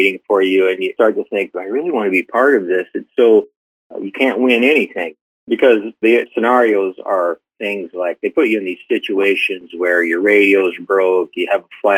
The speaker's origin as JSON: {"language": "English", "region": "Southern Illinois", "country": "United States", "tie": "born or raised there", "also_born_or_lived": "San Diego, California", "moved": "as an adult", "lives_now": "Yuma, United States", "said": "I grew up in the Midwest, Southern Illinois"}